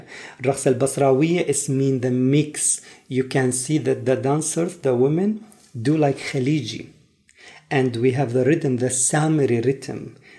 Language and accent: English; northern Iraq, Iraq; English is a second language; I come from North Iraq. It's mean I understand and I know my background.